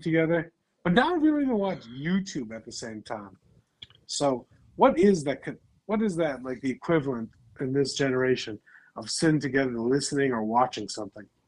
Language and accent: English; Chicago area, Illinois, United States; we're both from Chicago, outside Chicago.